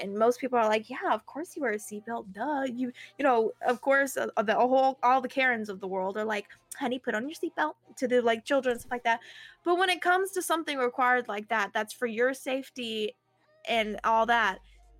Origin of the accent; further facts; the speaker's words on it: Alabama, United States; I don't have the southern accent, because even though I'm from Alabama, I don't have the southern accent